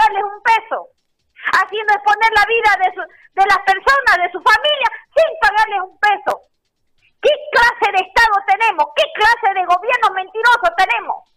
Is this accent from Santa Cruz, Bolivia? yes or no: yes; Santa Cruz, Bolivia; Duele como cruceño saber que nos siguen mintiendo.